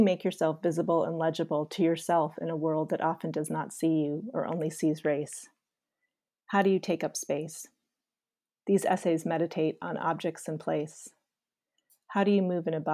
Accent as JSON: {"language": "English", "town": "Rochester", "region": "New York", "country": "United States", "tie": "born or raised there", "also_born_or_lived": "Massachusetts", "moved": "as an adult", "said": "I was 10 growing up outside Rochester, New York"}